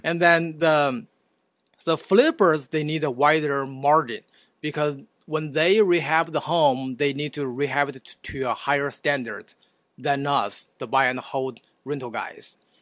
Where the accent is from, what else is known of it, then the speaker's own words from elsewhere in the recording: China; moved away as an adult; also born or lived in Houston; now in Oklahoma City, United States; I was, uh, uh, born and raised in China